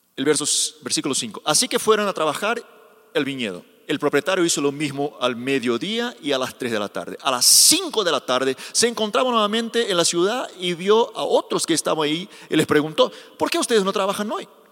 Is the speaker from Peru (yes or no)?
no; Brazil; Spanish is a second language; soy brasileño